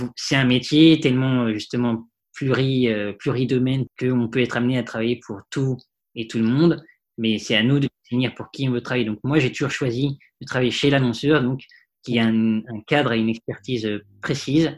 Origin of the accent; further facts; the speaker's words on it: Paris, Île-de-France, France; j'ai vécu dans Paris, j'ai grandi dans Paris.